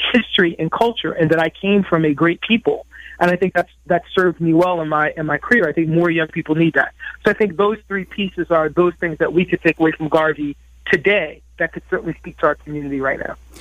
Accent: Bridgeport, Connecticut, United States; when I was a young person growing up in Bridgeport, Connecticut

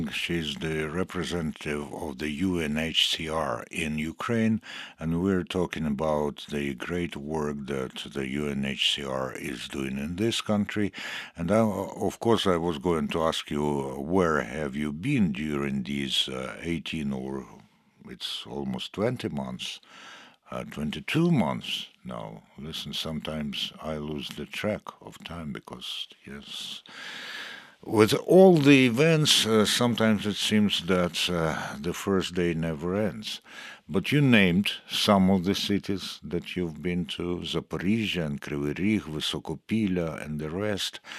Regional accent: Sweden; English is a second language; I'm originally from Sweden.

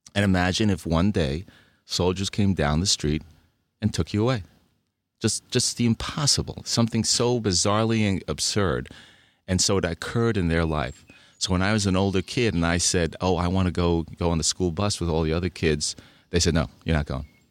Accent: Budapest, Hungary; now in United States; I was born in Budapest, Hungary

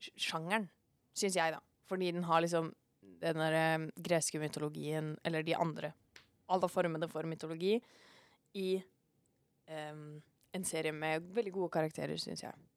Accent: Norway; vi er nordmenn

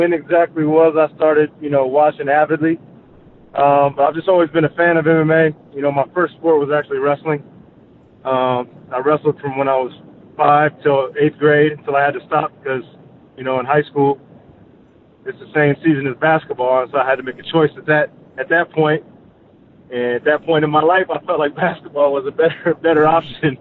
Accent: Dallas, Texas, United States; moved away; also born or lived in Park City, Utah; I'm from Dallas originally

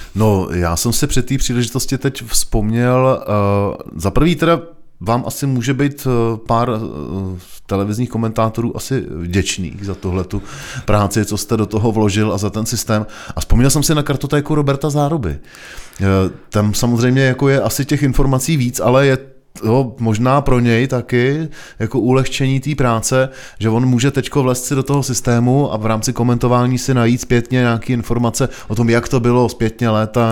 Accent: Týn nad Vltavou, South Bohemian Region, Czechia; also born or lived in Prague; Já jsem z Týna nad Vltavou

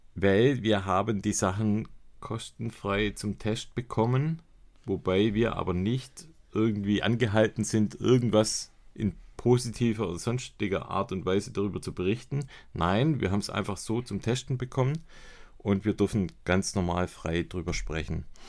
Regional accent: Swabia, Germany; bei uns in Schwaben

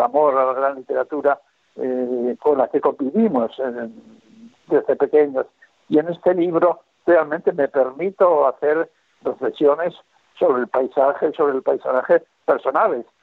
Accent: Bilbao, Basque Country, Spain; mi ciudad natal, que es Bilbao

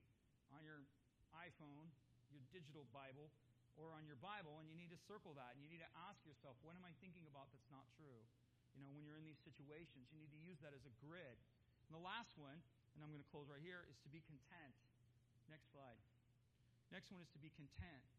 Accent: United States; I'm an American, born and bred

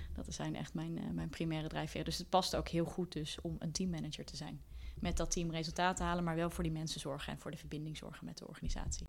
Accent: Deventer, Overijssel, Netherlands; now in Amsterdam, Netherlands; we zijn allebei eh, opgegroeid in Deventer

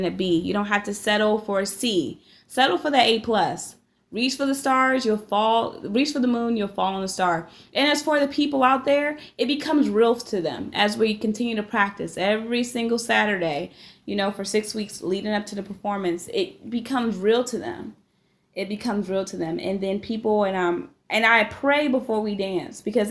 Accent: Maryland, United States; accent: Mid-Atlantic; moved away as an adult; now in Iowa, United States; as a child growing up in Maryland

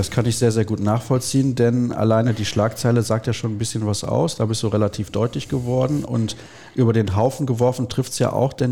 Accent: Germany; aber also ich bin ja auch Deutscher, deswegen.

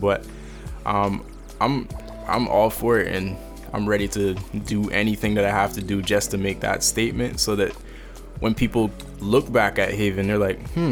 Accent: Cayman Islands; I'm from the Cayman Islands.

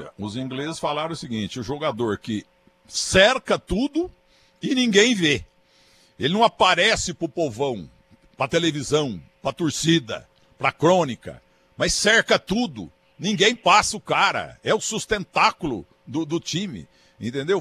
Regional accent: Muzambinho, Minas Gerais, Brazil; A própria Muzambinha, minha terra

